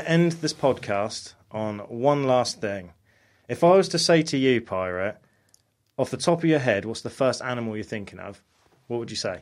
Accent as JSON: {"language": "English", "country": "United States", "tie": "born or raised there", "moved": "yes", "said": "growing up in America, we used to eat Tostitos all the time"}